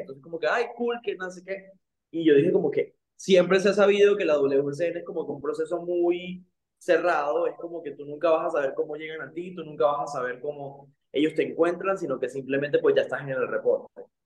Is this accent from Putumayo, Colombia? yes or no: no; Santa Marta, Magdalena, Colombia; yo de hecho soy de Santa Marta, de Colombia